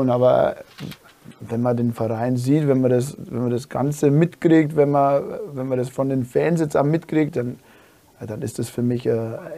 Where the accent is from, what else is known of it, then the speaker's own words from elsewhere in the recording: Dingolfing, Bavaria, Germany; ich gehe wieder heim nach Dingolfing, das ist meine Heimatort